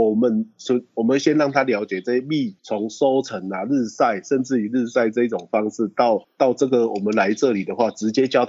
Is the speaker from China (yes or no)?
no; Taiwan; 我们台湾人把这月光米进来，再把它改良，改良到我们的米送去日本比赛，日本人吃到我们台湾的米都吓到